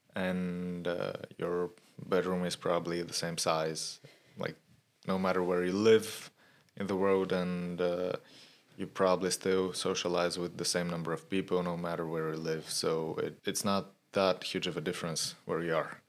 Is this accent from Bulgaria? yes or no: yes; Sofia, Sofia City, Bulgaria; I was born in Sofia and I've lived here all of my life